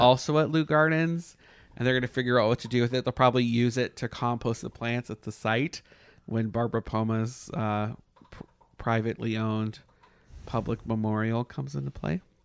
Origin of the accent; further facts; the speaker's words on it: Canada; moved away; I'm Canadian